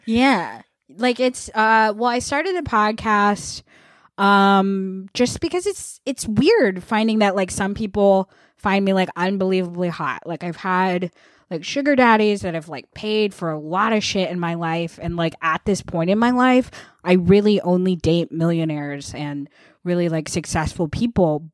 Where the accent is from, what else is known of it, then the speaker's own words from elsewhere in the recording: Vermont, United States; I grew up in Vermont